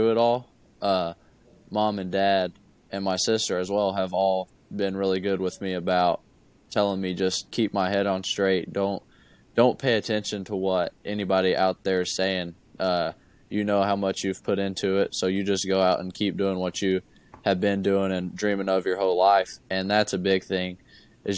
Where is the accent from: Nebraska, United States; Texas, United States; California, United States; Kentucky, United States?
Kentucky, United States; growing up, I'm from Kentucky. I live an hour from Kentucky